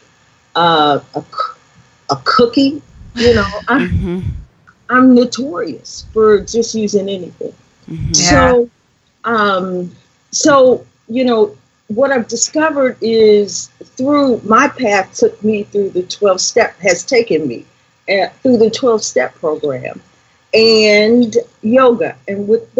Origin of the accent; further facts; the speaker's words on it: Indianapolis, Indiana, United States; I grew up right where I am right now in Indianapolis, Indiana